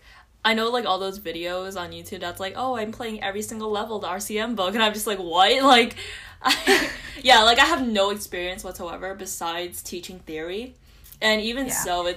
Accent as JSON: {"language": "English", "region": "New Jersey", "country": "United States", "said": "I'm from New Jersey."}